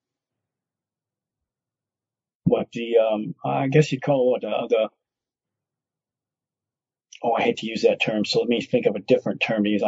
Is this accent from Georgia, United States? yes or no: no; Detroit, Michigan, United States; after growing up there, after having a ministry for almost a decade there, lived there for 15 years